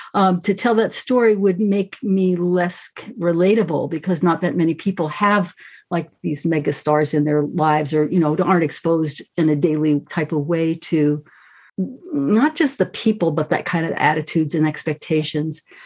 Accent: New York, United States; I grew up right in New York

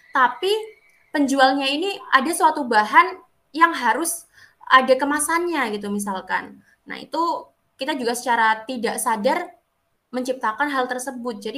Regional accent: Banyuwangi, East Java, Indonesia; Kalau di Banyuwangi sendiri ya kak ya, karena saya orang Banyuwangi nih kak Dinda dan kak Dewi.

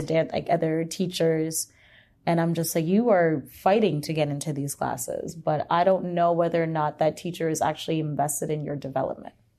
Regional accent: Hamilton, Ontario, Canada; I grew up in Hamilton

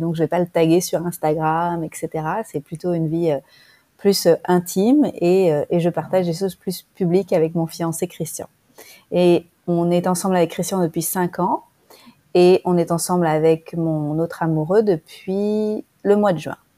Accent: France; moved away as an adult; now in Bali, Indonesia; J'habite à Bali, j'ai 40 ans, je suis originaire de France et je me suis installée à Bali cette année

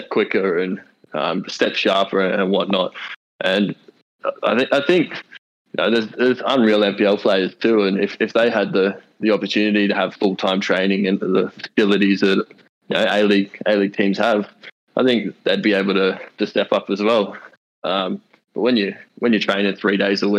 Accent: near the Gold Coast, Queensland, Australia; also born or lived in Melbourne; now in Newcastle, Australia; Growing up near the Gold Coast

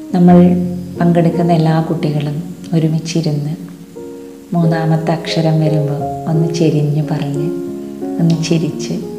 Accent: Valluvanad, Kerala, India; പൂരം ഞങ്ങൾ വള്ളുവനാട്ടുകാരുടെ ഏറ്റവും വലിയ ഉത്സവമാണ്

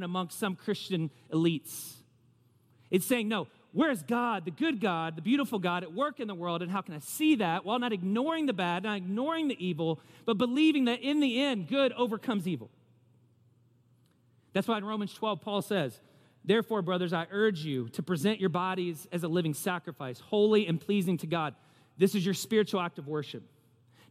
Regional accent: the South, United States; I'm putting myself out there as a Southerner.

